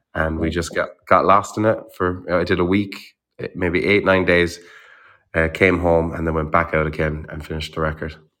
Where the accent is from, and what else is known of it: Ireland; born or raised there